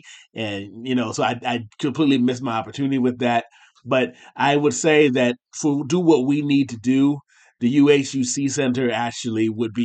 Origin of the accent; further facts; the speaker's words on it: Ohio, United States; I'm from Ohio. He's from Pennsylvania. We're both from small towns